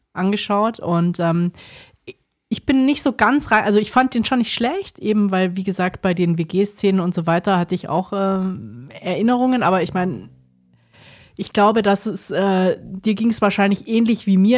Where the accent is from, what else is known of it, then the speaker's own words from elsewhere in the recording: Southern Germany, Germany; Ich komme aus dem Süden